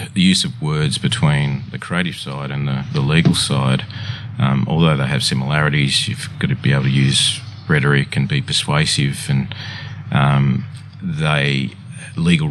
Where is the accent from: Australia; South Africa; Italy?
Australia; Sylvania, New South Wales; I grew up in Sylvania in the Sutherland Shire.